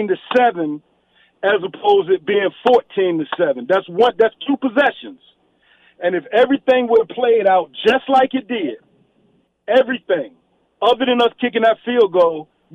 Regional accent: Baltimore, Maryland, United States; moved away as an adult; now in Las Vegas, United States; I live here in Vegas. I've been here for like 8 years. But I am from Baltimore, the Baltimore.

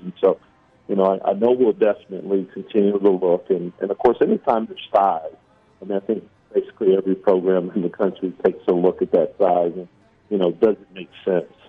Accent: Kansas City, Missouri, United States; moved away; also born or lived in Oregon; I'm from Kansas City, Missouri

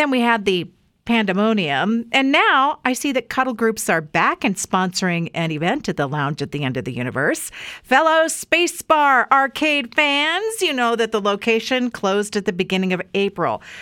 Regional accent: Weiser, Idaho, United States; my hometown here in Idaho

